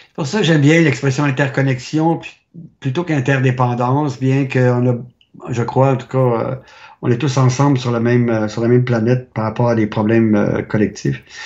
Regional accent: Quebec, Canada; moved away; also born or lived in France; je viens du Québec

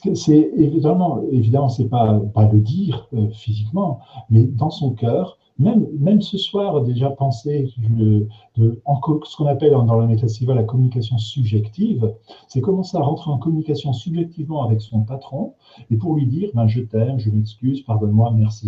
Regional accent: the North, Nord, France; moi, je suis du Nord

